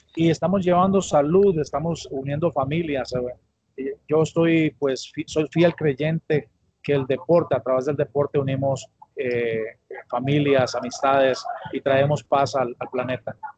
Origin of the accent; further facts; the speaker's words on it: Alajuela, Costa Rica; Yo soy de la capital del mundo, abuela Costa Rica